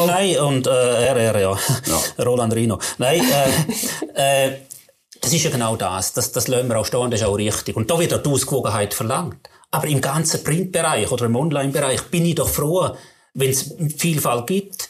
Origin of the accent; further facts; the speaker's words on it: St. Gallen, Switzerland; wenn wir im St. Galler wo ich herkomme